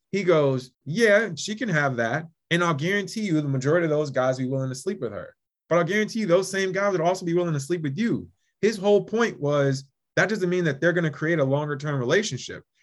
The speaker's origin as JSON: {"language": "English", "region": "Midwest", "country": "United States", "tie": "born or raised there", "said": "my thought is they were both indirectly affected in my mind, especially growing up in the Midwest, with immigrant inferiority complex."}